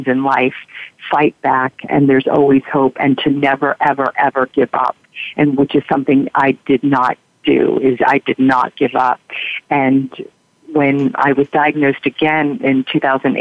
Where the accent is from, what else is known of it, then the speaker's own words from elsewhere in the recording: Virginia Beach, Virginia, United States; moved away; also born or lived in New York; Virginia Beach, my hometown, with all my friends and family there